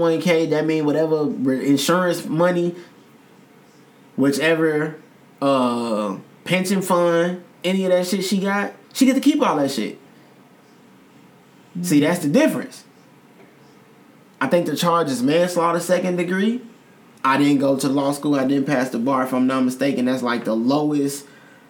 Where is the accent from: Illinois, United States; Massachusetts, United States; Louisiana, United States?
Illinois, United States; Chicago; I'm from Chicago in 2021